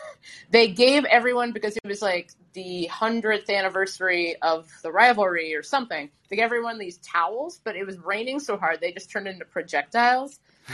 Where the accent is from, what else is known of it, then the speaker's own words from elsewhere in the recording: Cincinnati, Ohio, United States; moved away as an adult; also born or lived in Michigan; I'm from Cincinnati